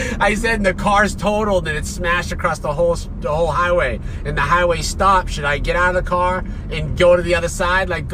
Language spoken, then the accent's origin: English; Boston, Massachusetts, United States; moved away; my hometown in Boston